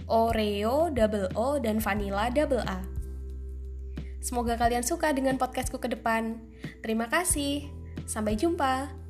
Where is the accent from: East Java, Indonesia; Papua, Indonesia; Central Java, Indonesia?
East Java, Indonesia; Tulungagung; Yap, bagi kalian yang memikirkan bahwa kota itu adalah Tulungagung, kalian benar sekali.